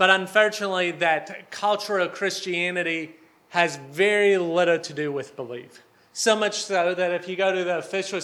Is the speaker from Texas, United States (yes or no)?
no; Ohio, United States; moved away as an adult; now in Hungary; I'm a preacher's kid from Ohio